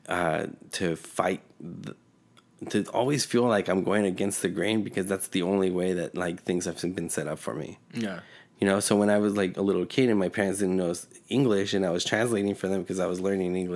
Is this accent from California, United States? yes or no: yes; California, United States; born or raised there; first language Spanish; English is a second language; also born or lived in Mexico City, Mexico